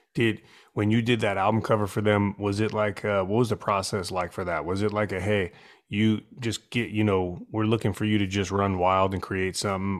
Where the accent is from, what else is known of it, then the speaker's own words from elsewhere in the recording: San Francisco, California, United States; moved away; growing up in San Francisco